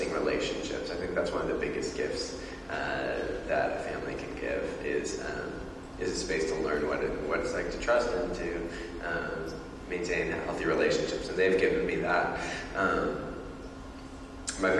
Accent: Beaverton, Oregon, United States; also born or lived in Tualatin, Oregon; I was born in Tualatin, Oregon, and moved to Beaverton, Oregon when I was 2 years old.

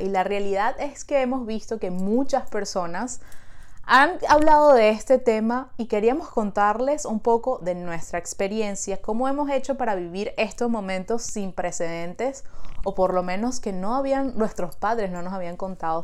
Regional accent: Venezuela; now in Montreal, Canada

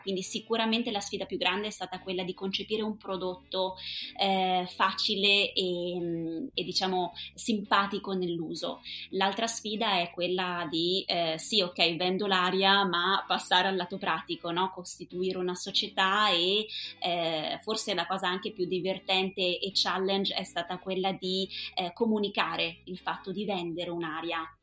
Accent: Auronzo di Cadore, Veneto, Italy; also born or lived in Dublin; sono originaria di Auronzo di Cadore e vivo da sempre sulle rive del lago di Misurina

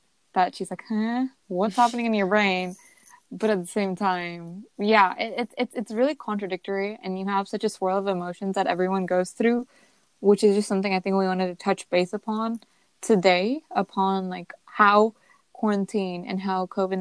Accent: United States; us as Indian Americans

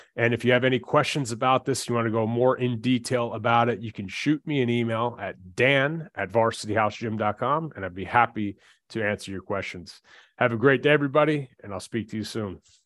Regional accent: New Jersey, United States; we're from Jersey

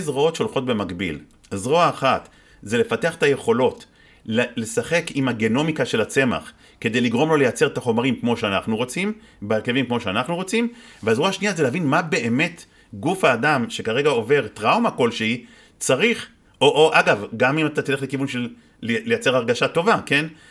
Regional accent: Israel

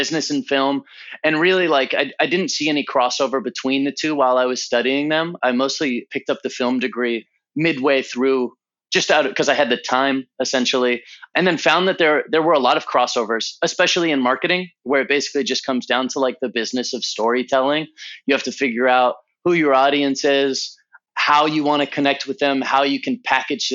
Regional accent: Southern California, United States; also born or lived in Santa Cruz, California / Los Angeles, California; I was born in Southern California. I've spent most of my life on the West Coast.

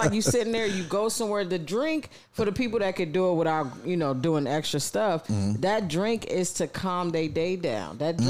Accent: New York City, New York, United States; moved away; also born or lived in Los Angeles; shout out to New York. It's my hometown.

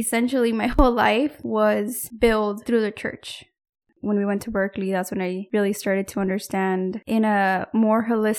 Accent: Mexico; But when I was growing up in Mexico, we were not allowed to wear makeup because it was prohibited.

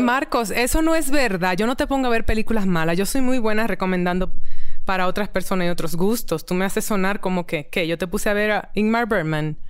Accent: Dominican Republic; moved away; also born or lived in New York; me siento muy afortunada como caribeña, dominicana

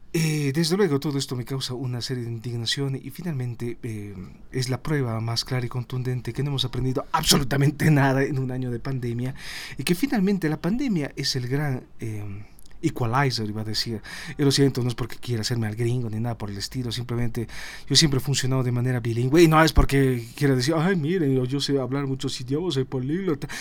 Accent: Bolivia; todos somos bolivianos

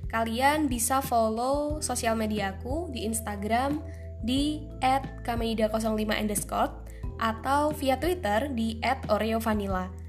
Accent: Tulungagung, East Java, Indonesia; Yap, bagi kalian yang memikirkan bahwa kota itu adalah Tulungagung, kalian benar sekali.

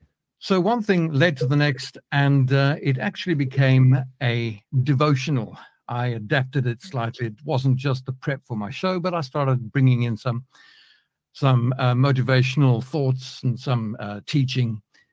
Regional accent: Johannesburg, Gauteng, South Africa; now in United Kingdom; I wasn't born in Britain. I was born in South Africa, so you might pick up a bit of a mix in the accent over here. Born in Johannesburg, South Africa, quite a few years ago, I'll add. We moved to the UK in 1996

